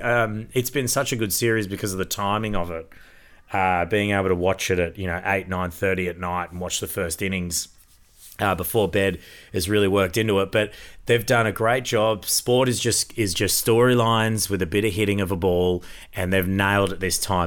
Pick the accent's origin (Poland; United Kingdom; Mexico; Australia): Australia; Queensland; as a Queenslander